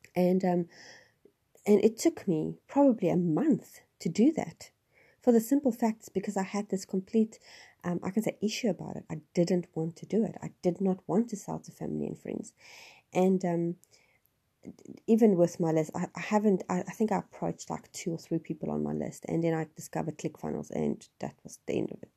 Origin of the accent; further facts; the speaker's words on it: Johannesburg area, Gauteng, South Africa; moved away; I'm originally, I'm from Johannesburg, which is not quite Johannesburg as in the dodgy C B D side of everything. Um, I was about an hour's drive from Johannesburg. I lived in a small town